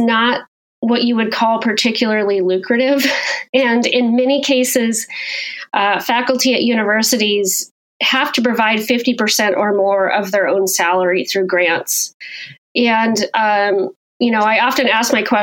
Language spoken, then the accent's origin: English; Wyoming, United States; I grew up in Wyoming